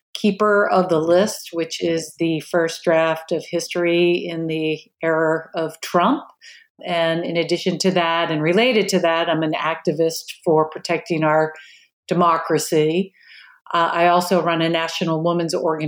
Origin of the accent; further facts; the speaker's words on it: Marblehead, Massachusetts, United States; accent: Boston; I grew up in a suburb of Boston called Marblehead, Massachusetts. It's a small coastal town north of Boston, and probably I'll slip up during our talk today and you'll hear my Boston accent come up